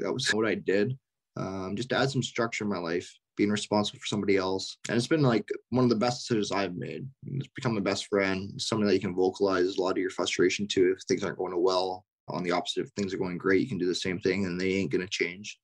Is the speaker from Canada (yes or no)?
yes; Richmond, British Columbia, Canada; growing up in Western Canada